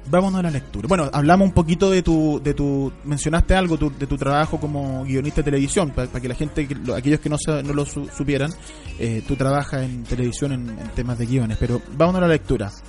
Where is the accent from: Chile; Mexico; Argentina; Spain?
Chile; que somos chilenos